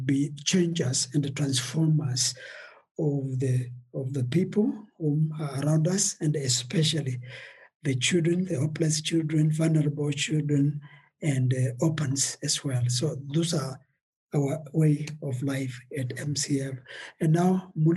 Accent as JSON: {"language": "English", "country": "Kenya", "also_born_or_lived": "Eldoret, Kenya", "said": "our country, Kenya"}